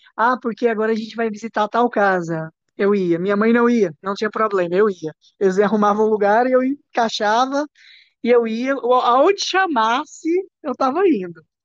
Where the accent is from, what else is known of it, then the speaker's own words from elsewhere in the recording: Santa Bárbara de Goiás, Goiás, Brazil; Eu sou de Santa Bárbara